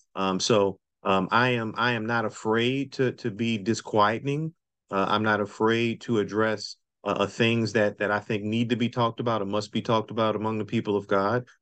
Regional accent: New Orleans, Louisiana, United States; now in Durham, United States; Nobody knows Louisiana better than I do because that's where I was born and raised

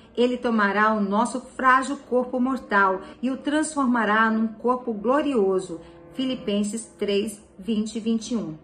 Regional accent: São Paulo, Brazil; moved away as an adult; now in Joinville, Brazil; Eu sou de São Paulo, mas moro em Joinville já há 16 anos. E eu lembro de ficar olhando sempre a cultura diferente dos cidadãos de outros países que viviam em São Paulo

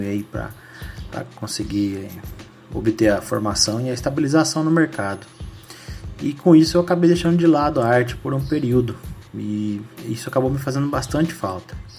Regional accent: Mogi Guaçu, São Paulo, Brazil; Eu sou natural de Mogi Guaçu

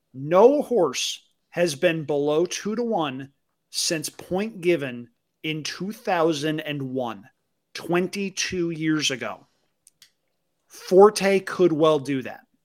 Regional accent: Albany, New York, United States; near my hometown in Albany, New York

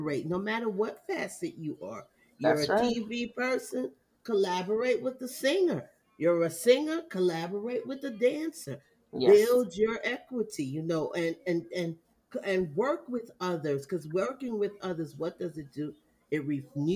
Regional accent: Jamaica; I'm Jamaican

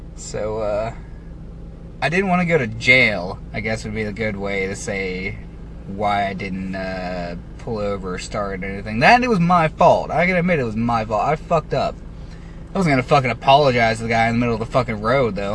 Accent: United States; my right as an American

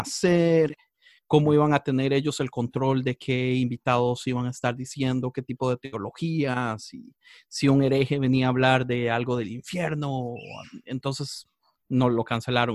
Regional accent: Costa Rica; moved away as an adult; now in Los Angeles, United States; Yo estoy en Los Ángeles, aunque soy de Costa Rica, vivo en Los Ángeles tal vez como desde hace dieciocho años

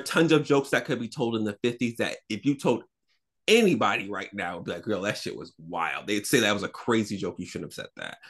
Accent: the South, United States; I'm a Southerner

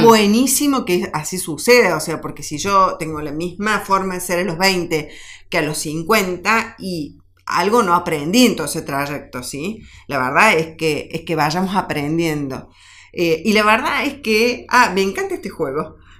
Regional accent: Argentina; como argentinos

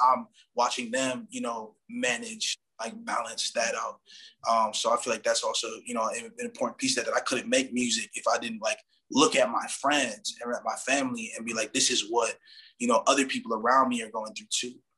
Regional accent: Minneapolis, Minnesota, United States; also born or lived in Madison; now in Milwaukee, United States; I'm from Minneapolis

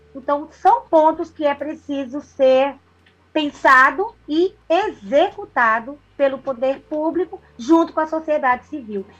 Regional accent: Pernambuco, Brazil; Eu sou uma pernambucana muito que sou muito, amo muito a minha terra

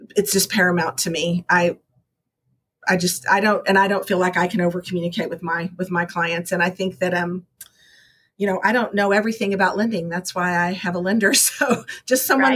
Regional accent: Texas, United States; I'm from Texas, so I really like a good barbecue.

